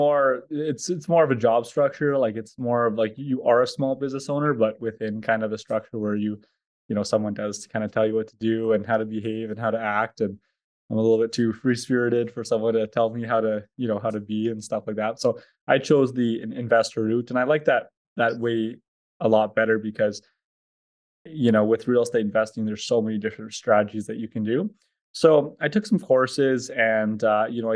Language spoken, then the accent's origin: English; Edmonton, Alberta, Canada; I'm from Edmonton, Alberta, Canada.